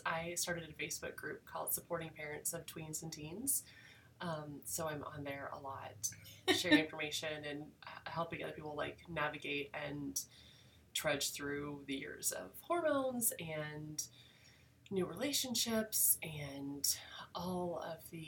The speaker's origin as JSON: {"language": "English", "town": "Emporia", "region": "Kansas", "country": "United States", "tie": "born or raised there", "also_born_or_lived": "Junction City, Kansas", "said": "I am a Kansas native. I was born in Emporia, Kansas, and graduated from Junction City High School."}